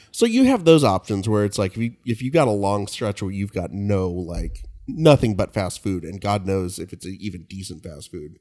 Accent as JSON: {"language": "English", "town": "Kingsburg", "region": "California", "country": "United States", "tie": "born or raised there", "said": "my hometown of Kingsburg"}